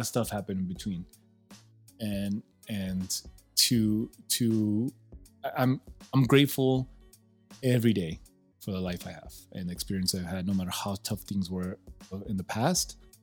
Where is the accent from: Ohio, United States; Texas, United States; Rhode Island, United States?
Texas, United States; El Paso; also born or lived in Ciudad Juarez, Mexico; we grew up in Lower Valley. I grew up in Juarez and went to Lower Valley and then the East Side.